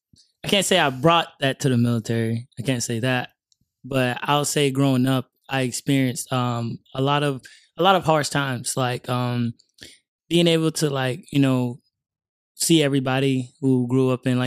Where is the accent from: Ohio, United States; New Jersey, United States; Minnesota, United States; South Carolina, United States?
South Carolina, United States; Hemingway; I grew up in South Carolina, Hemingway, South Carolina. I was raised in a small, decent family. You know, we weren't fortunate at all. You know what I mean? We grew up poor in the struggle, you know. Single parent, was raised by my mom